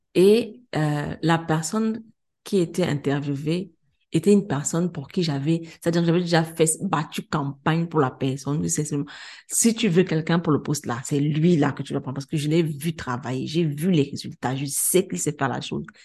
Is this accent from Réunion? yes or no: no; Cameroon; now in Senegal; je suis une Camerounaise, je suis arrivée au Sénégal